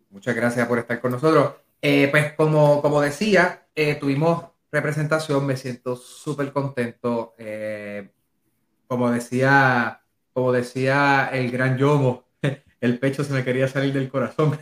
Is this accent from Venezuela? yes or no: no; Puerto Rico; yo soy de Amelia